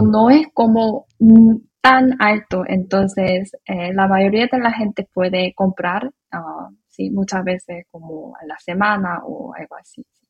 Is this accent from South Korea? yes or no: yes; South Korea; Spanish is a second language